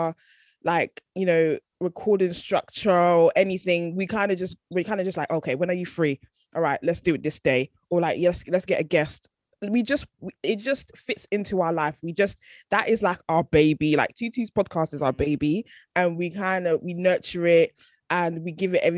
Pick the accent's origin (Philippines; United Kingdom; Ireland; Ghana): Ghana; We're both Ghanaian, like we just have the same kind of sort of similar upbringing